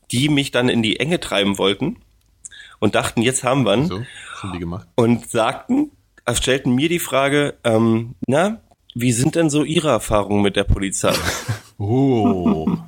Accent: East Germany, Germany; was als Ossi natürlich noch doppelgeil ist

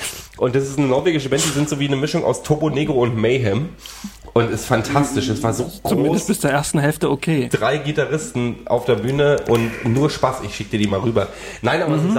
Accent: Frankfurt, Germany; in meiner Stadt, wo ich aufgewachsen bin, in Frankfurt

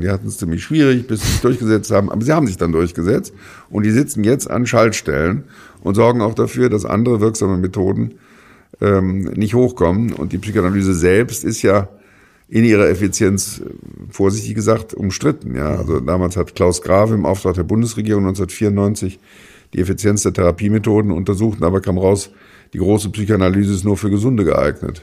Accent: Germany; als Rheinländer

